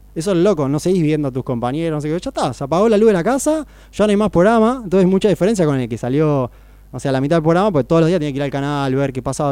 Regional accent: Necochea, Buenos Aires Province, Argentina; also born or lived in Mar del Plata; nací en Buenos Aires, pero me crié en Necochea

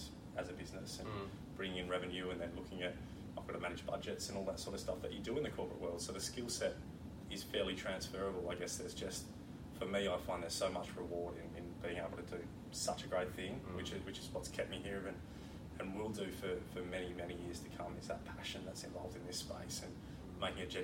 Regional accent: Perth, Western Australia, Australia; I was born and raised in Perth

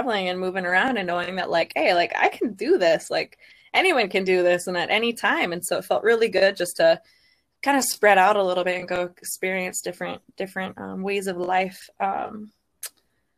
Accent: Sandpoint, Idaho, United States; moved away; I was born on North Boyer up in Sandpoint, Idaho, and I was actually home birth

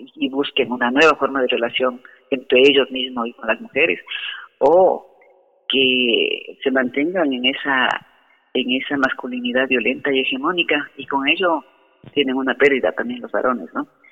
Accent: Ecuador; como ecuatorianos

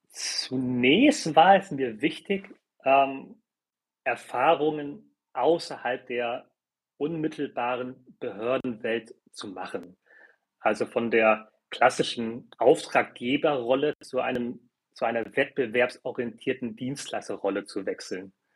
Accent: Hamburg, Germany; German is a second language; Ich bin zum Beispiel in einem Viertel groß geworden in Hamburg, ähm, wo nahezu alle Kinder aus Zuwandererfamilien kamen. Ich konnte gar kein Deutsch, als ich eingeschult wurde

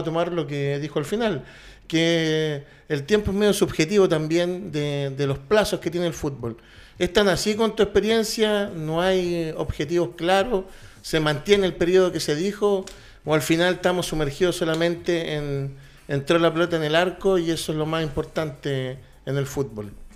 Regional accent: Chile; como hinchas chilenos

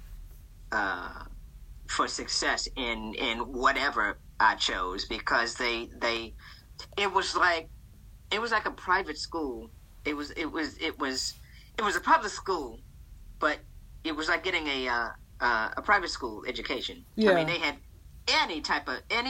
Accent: Boston, Massachusetts, United States; Born and raised in Boston, Massachusetts

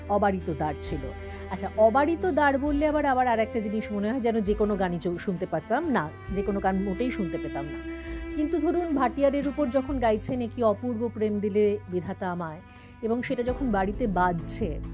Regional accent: Tribeni, West Bengal, India; আসলে আমি হুগলি জেলার মেয়ে ত্রিবেণী টিস্যুতে আমার বেড়ে ওঠা সেখানেই সব কিছু পড়াশোনা ইত্যাদি

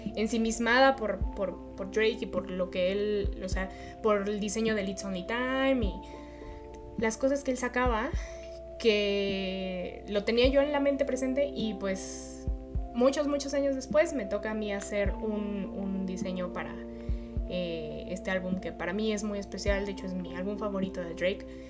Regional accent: Mexico; yo soy mexicana

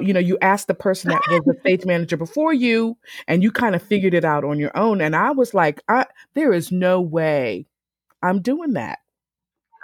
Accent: Philadelphia, Pennsylvania, United States; also born or lived in South Carolina / New Jersey; I grew up in Philadelphia. I was born in South Carolina, but we moved to Philadelphia

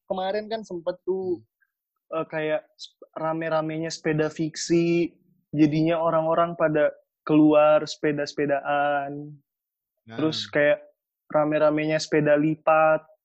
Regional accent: Makassar, South Sulawesi, Indonesia; kalau aku di sini orang Makassar

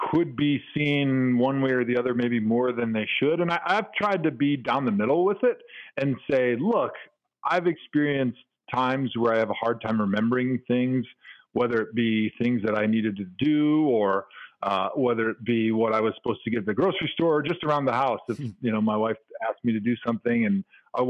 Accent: Milwaukee, Wisconsin, United States; I grew up in Milwaukee.

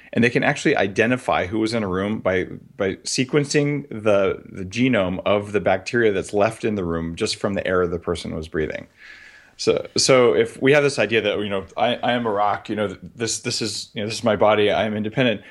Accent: New Mexico, United States; moved away; I grew up in New Mexico

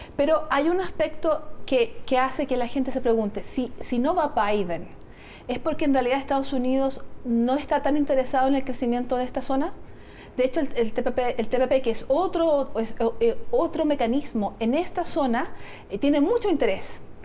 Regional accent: Chile; sí tenemos conciencia de que somos un país latinoamericano

